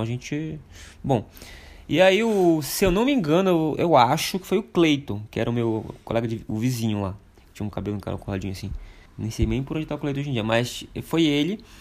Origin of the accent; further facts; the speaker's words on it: Oriximiná, Pará, Brazil; moved away; Eu nasci numa cidade em Oriximiná, que fica oeste do Pará